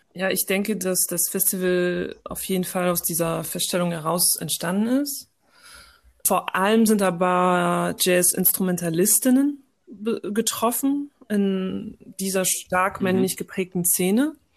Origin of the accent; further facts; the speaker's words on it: France; moved away as an adult; now in Germany; ich bin in Frankreich geboren und aufgewachsen, habe eine deutsche Mutter und einen algerischen Vater